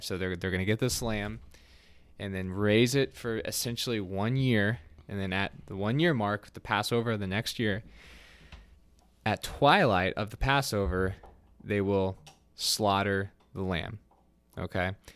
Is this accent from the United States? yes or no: yes; United States; we don't do well as a American culture